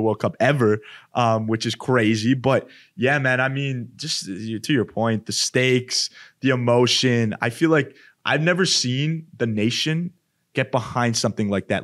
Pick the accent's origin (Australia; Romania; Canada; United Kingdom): Canada; Edmonton, Alberta; moved away; where I'm from, Edmonton. And yeah, I mean, Canada, I'm from Canada, obviously.